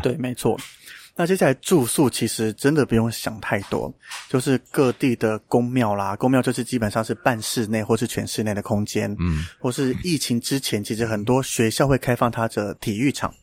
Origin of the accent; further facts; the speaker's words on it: Mailiao, Yunlin County, Taiwan; moved away; 我老家在云林卖鸟啦，所以我敢讲这个地方是很乡下的地方